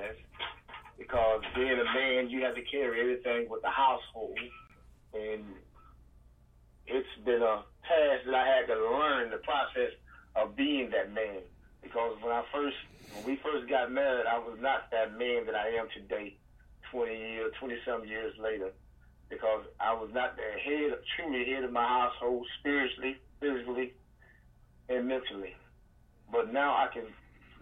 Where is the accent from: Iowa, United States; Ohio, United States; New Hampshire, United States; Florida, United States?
Florida, United States; Panama City; also born or lived in Philadelphia; I am originally from Panama City, Florida